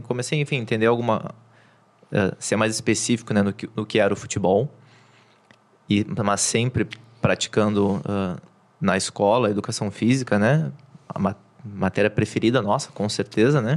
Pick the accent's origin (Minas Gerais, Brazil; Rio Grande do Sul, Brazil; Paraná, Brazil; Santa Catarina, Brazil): Rio Grande do Sul, Brazil; Porto Alegre; nascido e criado em Porto Alegre